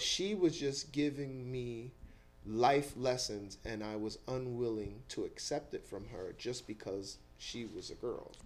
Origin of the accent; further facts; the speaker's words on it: New York City, New York, United States; I grew up in Eastchester Projects